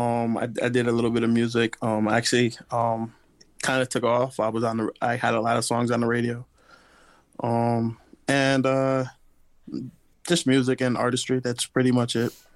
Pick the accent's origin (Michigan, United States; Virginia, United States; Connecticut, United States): Connecticut, United States; Bridgeport; now in Tampa, United States; I was raised in Bridgeport, Connecticut